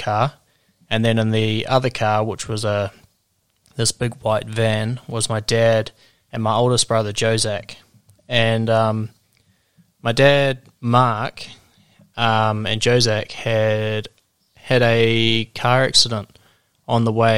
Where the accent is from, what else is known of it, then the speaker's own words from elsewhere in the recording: New Zealand; I am a Kiwi from New Zealand